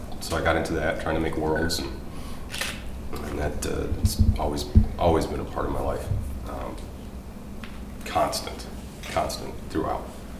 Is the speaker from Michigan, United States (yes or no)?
yes; Michigan, United States; also born or lived in California; My childhood, I moved around a lot. I was born in California and moved to Michigan when I was about 1.5, 2 years old.